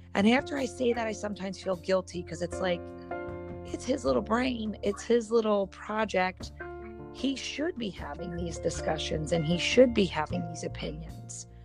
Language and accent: English; Philadelphia, Pennsylvania, United States; born and raised in Philadelphia